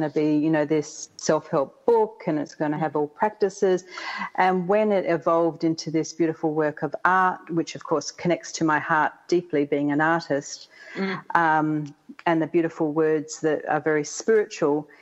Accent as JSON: {"language": "English", "country": "Australia", "moved": "as an adult", "lives_now": "Atlanta, United States", "said": "I'm from the even further south called Australia"}